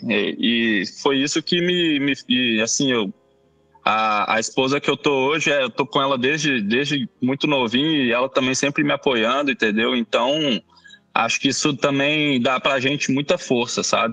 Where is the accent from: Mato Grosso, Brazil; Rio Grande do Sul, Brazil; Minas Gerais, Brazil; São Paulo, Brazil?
Minas Gerais, Brazil; Belo Horizonte; eu sou mineiro de BH